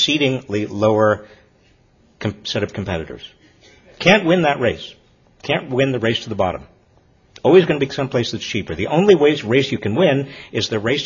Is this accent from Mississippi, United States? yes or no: no; Massachusetts, United States; My home state, Fall River, Massachusetts